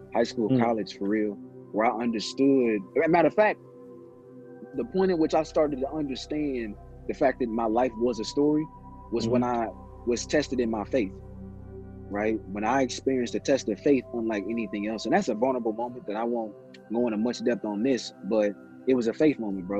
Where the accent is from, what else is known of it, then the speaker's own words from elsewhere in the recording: Indianapolis, Indiana, United States; also born or lived in South Bend, Indiana / Gary, Indiana; Indianapolis raised me. Indianapolis made me, but born in South